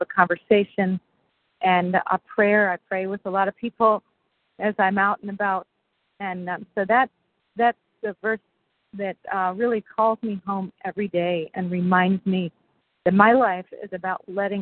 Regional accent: Reading, Pennsylvania, United States; I was born in Reading, Pennsylvania

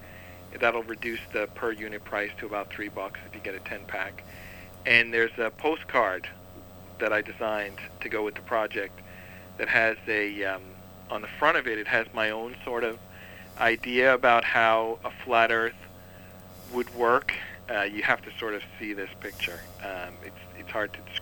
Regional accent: New York City, New York, United States; I'm from Staten Island

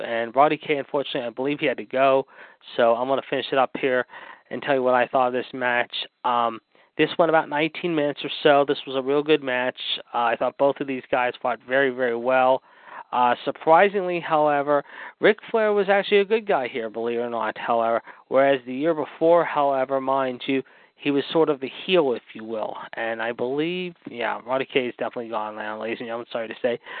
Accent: Pittsburgh, Pennsylvania, United States; in my hometown of Pittsburgh

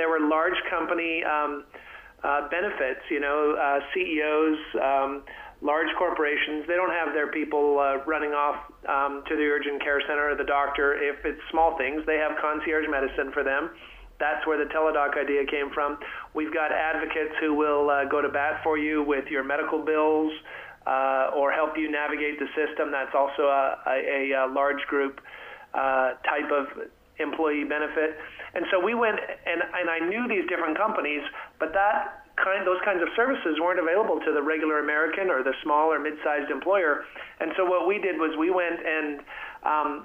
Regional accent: Canada; now in Texas, United States; I'm from Canada originally, a happy Texan these days, and have been down here for 25 years

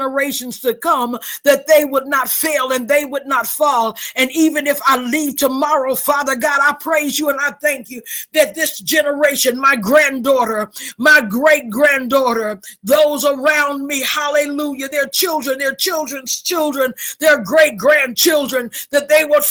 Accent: Mississippi, United States; I'm from Mississippi

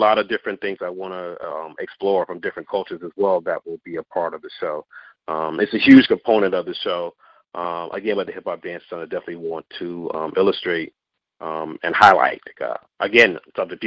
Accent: the South, United States; I grew up in the South, so dance is always a part of the family culture

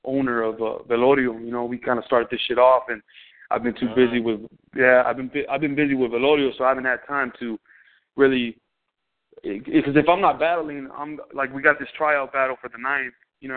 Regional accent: Los Angeles, California, United States; I'm originally from the San Fernando Valley out here in L.A. County. I grew up in Silmar/Pacoima, moving back and forth growing up in the valley

